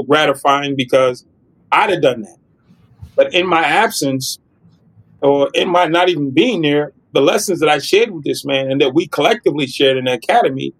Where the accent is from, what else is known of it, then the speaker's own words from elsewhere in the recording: United States; I'm an American